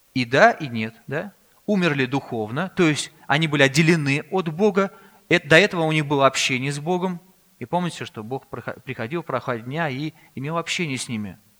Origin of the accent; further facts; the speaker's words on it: Russia; also born or lived in Kazan; мы родились в России здесь